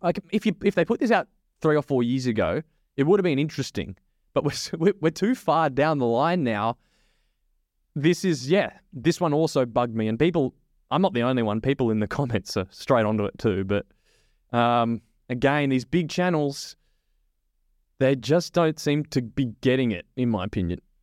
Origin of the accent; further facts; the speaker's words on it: Australia; as an Aussie